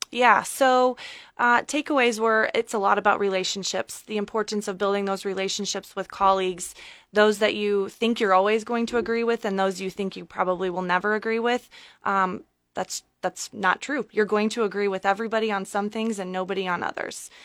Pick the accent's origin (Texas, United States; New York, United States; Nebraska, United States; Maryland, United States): Nebraska, United States; Columbus; moved away as an adult; also born or lived in Omaha, Nebraska; now in Lincoln, United States; I am born and raised in Columbus, Nebraska.